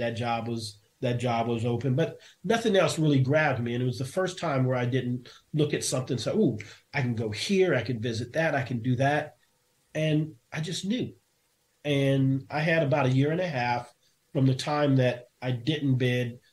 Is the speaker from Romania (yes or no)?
no; Japan; moved away; also born or lived in South Korea; I grew up in Japan